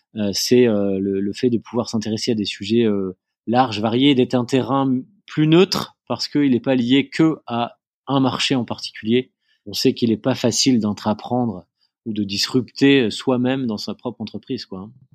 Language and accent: French; near Lille, Hauts-de-France, France; moved away as an adult; also born or lived in Angers / Argentina; je suis originaire de du nord de la France. Euh, j'ai euh, grandi euh, à côté de Lille